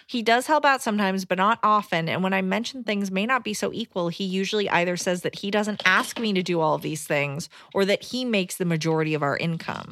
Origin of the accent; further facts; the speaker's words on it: Decatur, Georgia, United States; I'm from Atlanta.